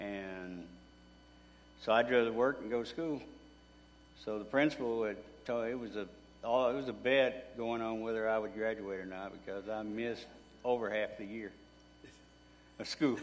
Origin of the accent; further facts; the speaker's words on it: Grand Saline, Texas, United States; also born or lived in Mineola, Texas; I was born in Mineola and raised in Grand Saline